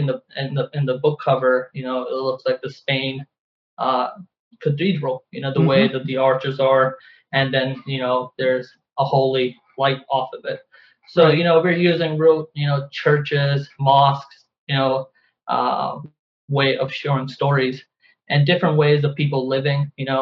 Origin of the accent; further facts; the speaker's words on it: Pakistan; my experiences as growing up in Pakistan